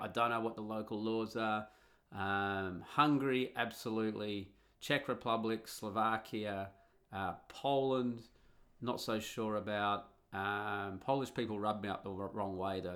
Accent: Australia; moved away as an adult; also born or lived in Italy; now in Netherlands; when I grew up in Australia in the nineteen eighties

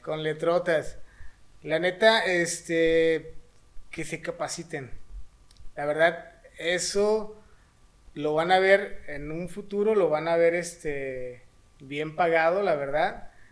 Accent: Mexico; tenemos una tarea bien chingona, este, como mexicanos

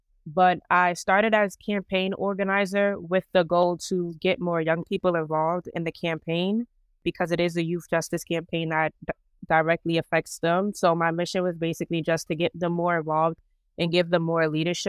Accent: New York City, New York, United States; I'm from Harlem. I grew up in Harlem.

